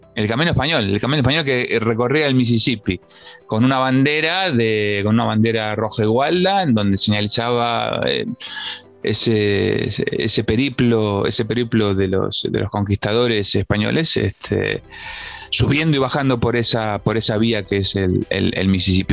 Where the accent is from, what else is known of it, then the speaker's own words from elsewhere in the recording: Buenos Aires, Argentina; first language Spanish; now in Spain; he nacido allí, en Buenos Aires, allí me formé, me crié, mi lengua, mi lengua natal es el español